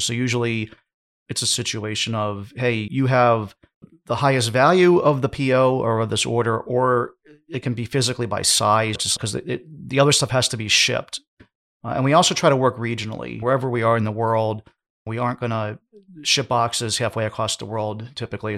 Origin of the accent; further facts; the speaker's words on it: United States; I'm from the United States